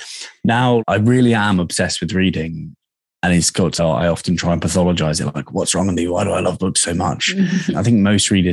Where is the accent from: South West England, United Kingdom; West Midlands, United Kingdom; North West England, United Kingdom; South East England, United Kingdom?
South West England, United Kingdom; Dorset; moved away as an adult; also born or lived in Australia / Bali; now in London, United Kingdom; I grew up in Dorset